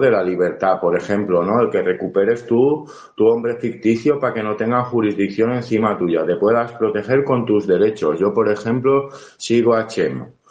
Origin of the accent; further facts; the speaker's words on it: Valencian Community, Spain; Yo como valenciano